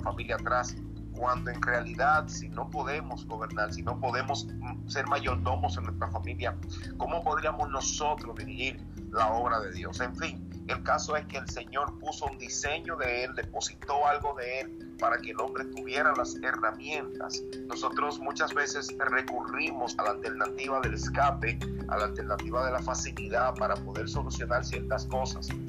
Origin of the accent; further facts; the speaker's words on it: Santo Domingo Este, Distrito Nacional, Dominican Republic; vivo en Santo Domingo y nací precisamente en Santo Domingo